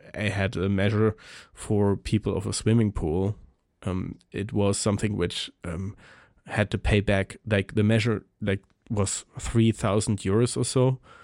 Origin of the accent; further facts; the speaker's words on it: Germany; I'm coming from Germany.